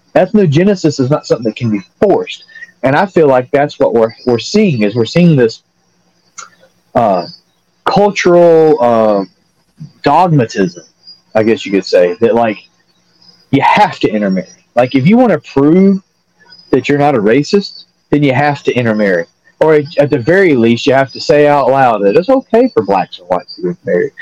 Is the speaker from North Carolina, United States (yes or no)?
yes; North Carolina, United States; I'm from North Carolina